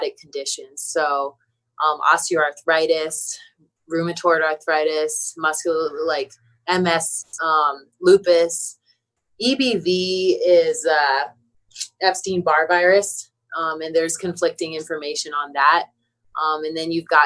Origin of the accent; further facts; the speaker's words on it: Maryland, United States; I'm from Maryland.